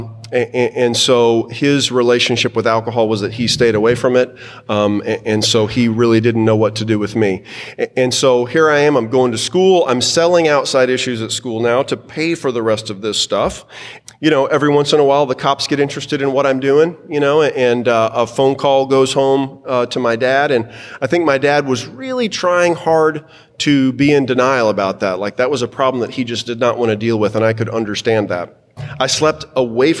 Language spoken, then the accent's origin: English; Texas, United States; So I'm a 5th-generation Texan. I was born in Baylor Hospital, February 7th, 1972